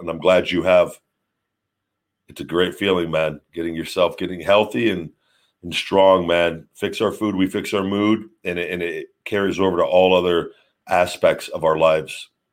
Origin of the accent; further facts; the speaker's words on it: Las Vegas, Nevada, United States; my hometown uh, in Vegas